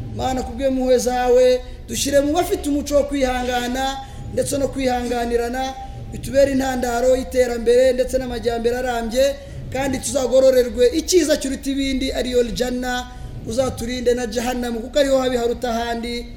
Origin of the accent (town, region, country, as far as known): Rwanda